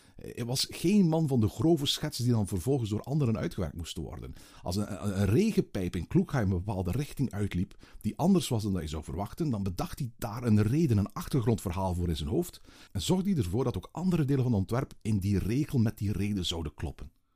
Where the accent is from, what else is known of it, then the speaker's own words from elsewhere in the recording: Belgium; we zijn Belgen